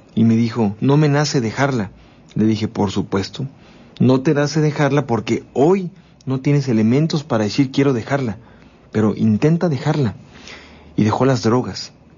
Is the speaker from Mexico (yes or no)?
yes; Mexico; así somos los mexicanos